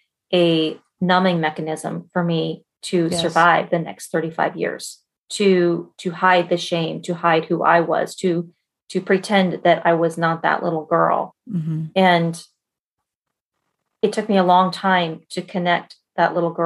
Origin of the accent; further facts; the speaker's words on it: Colorado, United States; now in Bay Area, California, United States; I grew up in Colorado